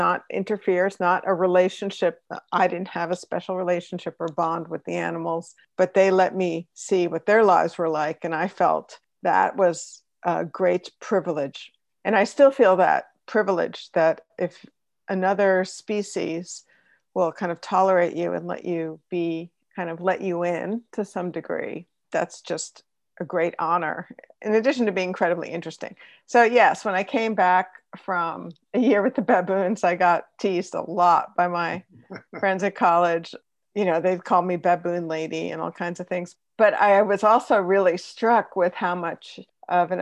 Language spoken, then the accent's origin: English; Long Island, New York, United States; I grew up on Long Island